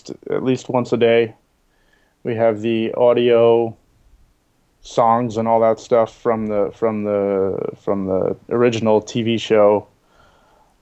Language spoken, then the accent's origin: English; New York, United States; now in San Diego, United States; I grew up in New York